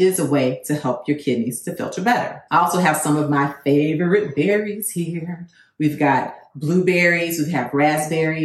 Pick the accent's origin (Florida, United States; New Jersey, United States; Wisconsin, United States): Florida, United States; I'm from Florida